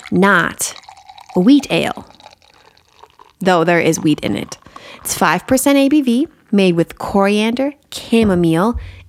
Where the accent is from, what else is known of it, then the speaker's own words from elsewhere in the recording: Midwest, United States; the crappy beers I grew up with in the Midwest.